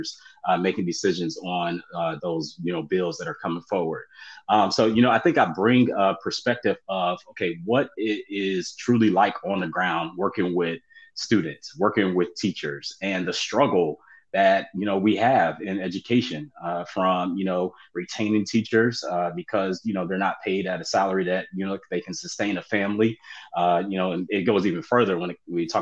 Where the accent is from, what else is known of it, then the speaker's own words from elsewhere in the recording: Columbus, Ohio, United States; now in Georgia, United States; from Columbus, Ohio